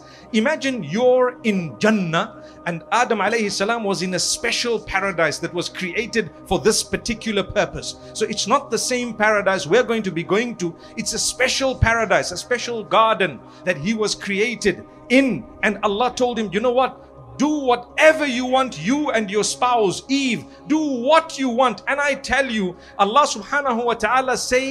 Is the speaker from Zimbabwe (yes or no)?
yes; Zimbabwe; I come from Zimbabwe